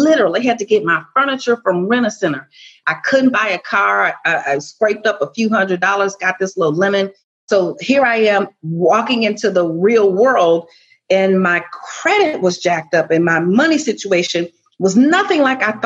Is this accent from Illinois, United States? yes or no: yes; Chicago, Illinois, United States; I was born and raised in Chicago.